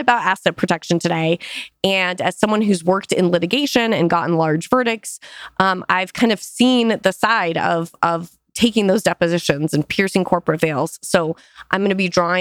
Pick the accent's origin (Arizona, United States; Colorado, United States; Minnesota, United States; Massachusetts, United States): Arizona, United States; I grew up in Arizona